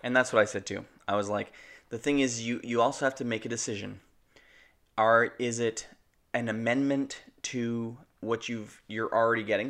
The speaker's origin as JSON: {"language": "English", "country": "Canada", "said": "We're Canadian filmmakers"}